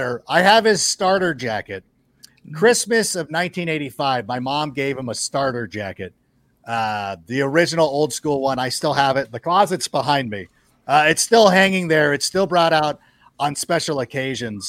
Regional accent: Southern California, United States; also born or lived in Chicago; And then we moved to Southern California. And so I grew up

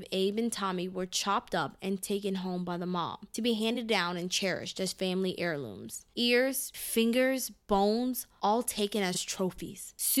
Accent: Clermont, Florida, United States; Groveland is located about 30 miles west of Disney World and about a 15-minute drive from where I grew up in Claremont, Florida.

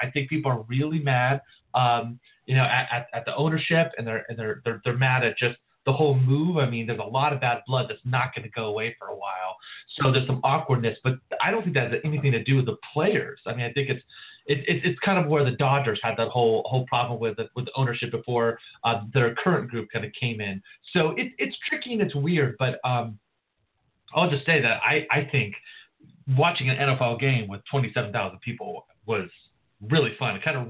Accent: California, United States; I grew up right near Angel Stadium

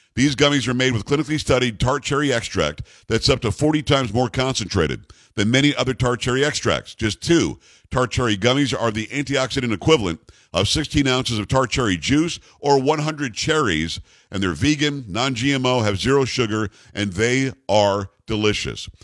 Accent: Palm Beach County, Florida, United States; also born or lived in New York; I grew up in Palm Beach County, Florida, having come from New York.

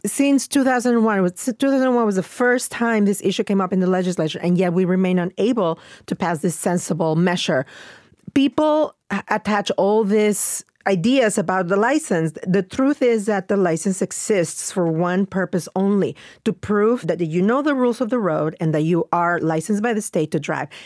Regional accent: Mexico; moved away; growing up in Mexico

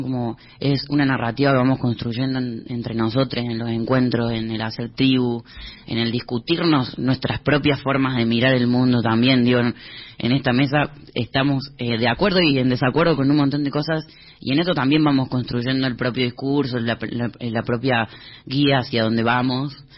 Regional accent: Córdoba, Argentina; now in Buenos Aires, Argentina; yo soy cordobés

